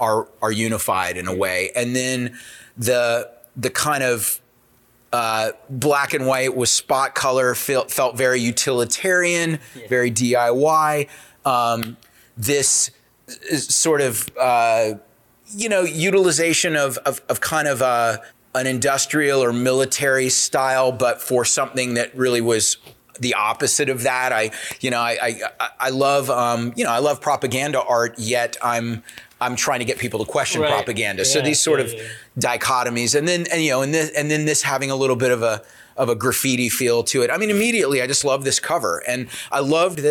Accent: South Carolina, United States; I grew up in South Carolina

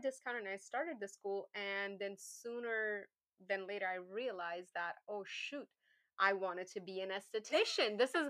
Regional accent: Pakistan; English is a second language; moved away; when I came from Pakistan, I had a certification. We don't have state boards there.

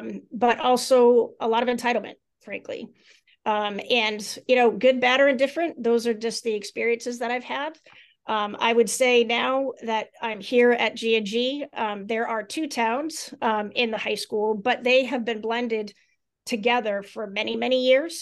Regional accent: Maine, United States; my home state of Maine

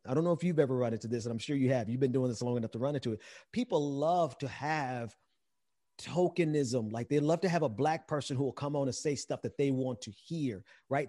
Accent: Mississippi, United States; I'm from Mississippi

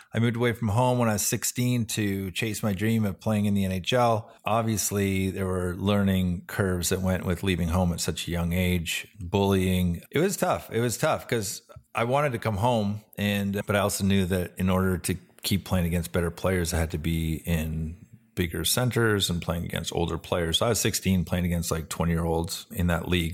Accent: Vancouver, British Columbia, Canada; the Vancouver Canucks, which is cool 'cause that was my hometown

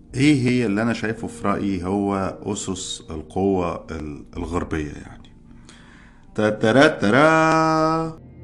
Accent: Egypt; moved away as an adult; now in United States; احنا عندنا في مصر

